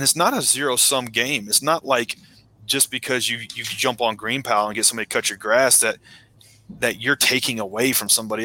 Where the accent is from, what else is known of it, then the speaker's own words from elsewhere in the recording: Middle Tennessee outside of Nashville, United States; I grew up in Middle Tennessee outside of Nashville